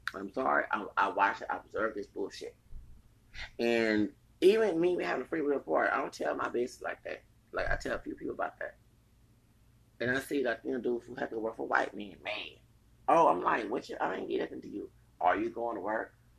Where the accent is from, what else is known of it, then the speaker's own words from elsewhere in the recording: Houston, Texas, United States; I'm from Texas, the plantation states